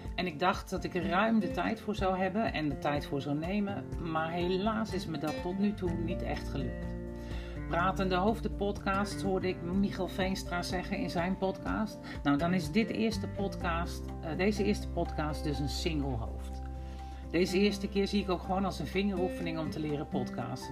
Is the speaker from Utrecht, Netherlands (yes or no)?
yes; Utrecht, Netherlands; accent: Utrechts; now in Drenthe, Netherlands; ik kan heel goed horen waar mijn roots liggen in het Utrechtse. En ik woon in Drenthe